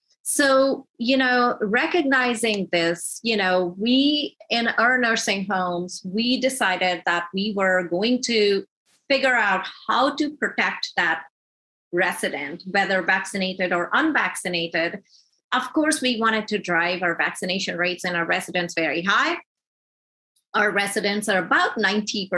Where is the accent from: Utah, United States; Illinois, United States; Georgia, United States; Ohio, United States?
Georgia, United States; I'm from Georgia